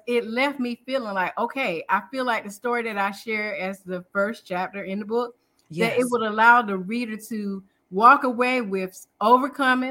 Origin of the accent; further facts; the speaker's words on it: Durham, North Carolina, United States; I'm from Durham, North Carolina